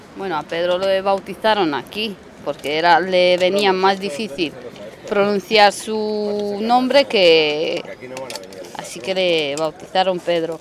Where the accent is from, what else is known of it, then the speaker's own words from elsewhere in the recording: mountain village near Brasov, Transylvania, Brașov County, Romania; moved away as an adult; also born or lived in Spain; now in Madrid, Spain; Pues estamos de Rumanía nosotros